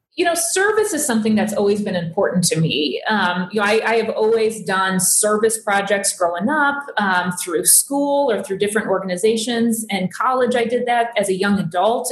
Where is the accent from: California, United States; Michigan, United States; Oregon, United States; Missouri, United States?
Missouri, United States; Fenton; also born or lived in Boone County, Missouri; I grew up in St. Louis. I grew up in Fenton